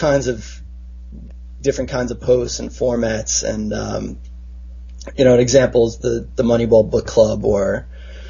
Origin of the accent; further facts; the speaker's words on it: Long Island, New York, United States; I grew up on Long Island, and my parents are both from New York City